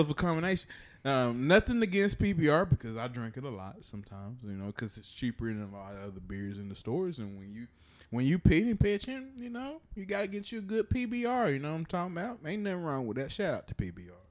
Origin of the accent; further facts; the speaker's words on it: Chattanooga, Tennessee, United States; growing up in Chattanooga, we had this place called Central Park